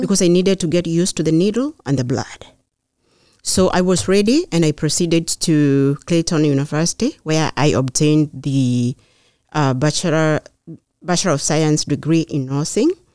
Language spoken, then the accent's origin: English; Kenya; moved away as an adult; now in Beverly, United States; I grew up in Kenya.